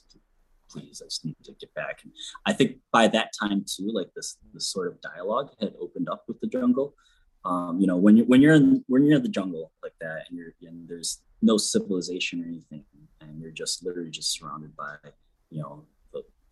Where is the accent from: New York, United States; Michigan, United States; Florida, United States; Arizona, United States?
Michigan, United States; Millington; growing up in Millington